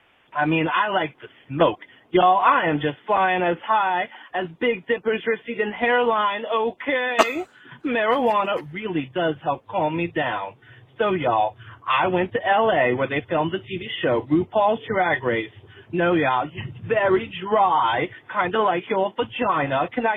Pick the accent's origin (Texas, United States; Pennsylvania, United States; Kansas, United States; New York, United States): New York, United States; New York City; accent: New York; As you can tell from my accent, I am from the East Village, NYC, baby. And it was not very easy growing up looking like this.